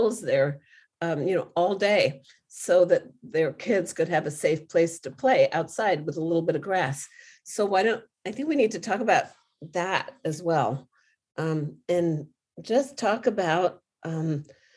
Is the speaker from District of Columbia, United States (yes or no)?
yes; Washington, District of Columbia, United States; moved away as an adult; now in Tijuana, Mexico; I'm from Washington, D.C.